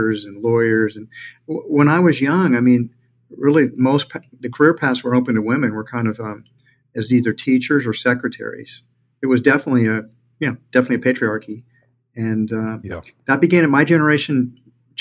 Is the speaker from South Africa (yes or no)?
no; Houston, Texas, United States; I grew up in Houston